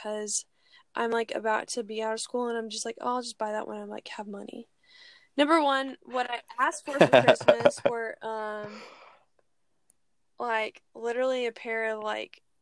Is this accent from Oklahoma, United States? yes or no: yes; Oklahoma, United States; we're from Oklahoma